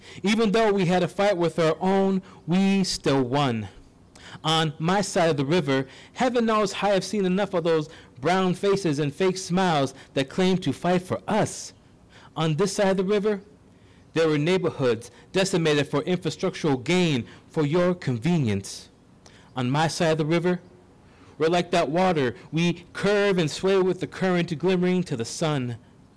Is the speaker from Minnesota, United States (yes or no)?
yes; St. Paul, Minnesota, United States; I grew up and was raised here